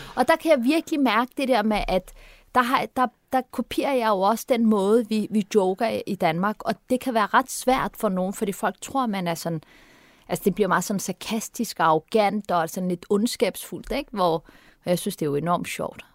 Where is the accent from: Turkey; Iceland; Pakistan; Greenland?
Turkey; also born or lived in Vesterbro, Copenhagen, Denmark; now in Denmark; jeg er fra Tyrkiet